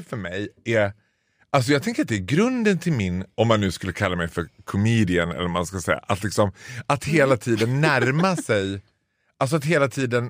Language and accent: Swedish; Borlänge, Dalarna County, Sweden; accent: Dalmål; moved away; i mitt pass står det inte birthplace Falun, det står birthplace Stora Tuna.